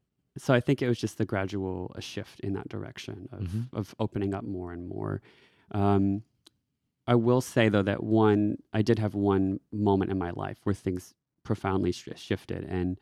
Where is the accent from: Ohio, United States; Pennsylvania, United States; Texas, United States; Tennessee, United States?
Texas, United States; moved away as an adult; also born or lived in Washington, D.C.; now in Australia; I am from Texas, and I was living in DC at the time.